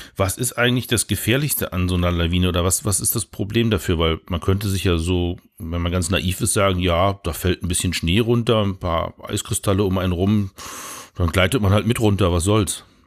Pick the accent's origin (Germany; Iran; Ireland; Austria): Germany; Northern Germany; bei uns in Norddeutschland am Wasser